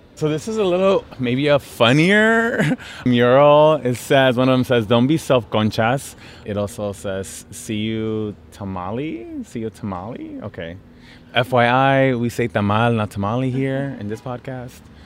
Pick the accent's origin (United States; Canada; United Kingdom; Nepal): United States; Los Angeles, California; here in my hometown